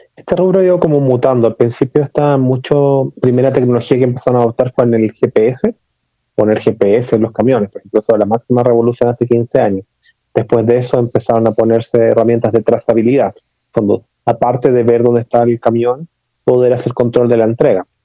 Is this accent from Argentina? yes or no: no; Chile; mi acento se notará que no soy mexicano, sino que nací en Chile.